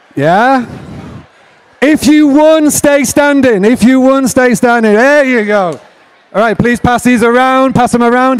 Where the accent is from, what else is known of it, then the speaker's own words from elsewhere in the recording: England, United Kingdom; accent: English; also born or lived in Nashville, Tennessee, United States; I grew up in a farmstay bed and breakfast in the middle of nowhere in England